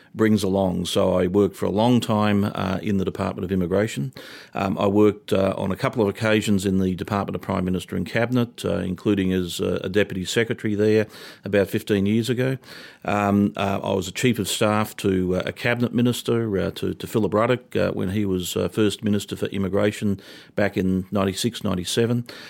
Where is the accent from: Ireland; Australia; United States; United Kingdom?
Australia; Toowoomba, Queensland; moved away as an adult; now in Canberra, Australia; I'm a boy from Toowoomba. I grew up in country Queensland